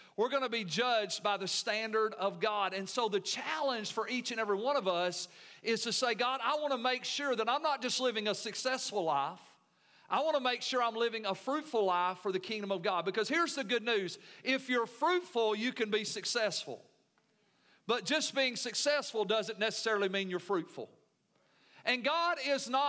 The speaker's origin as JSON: {"language": "English", "country": "United States", "said": "being American Christians"}